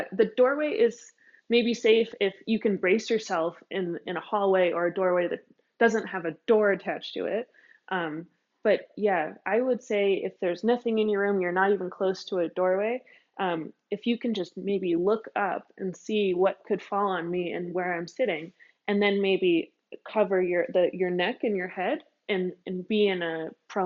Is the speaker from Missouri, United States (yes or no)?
no; Massachusetts, United States; I grew up in Massachusetts